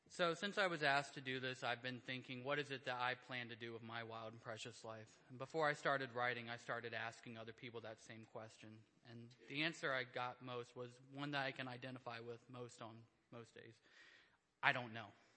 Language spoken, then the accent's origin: English; Indiana, United States; I grew up in Indiana. Rural life has a little less distractions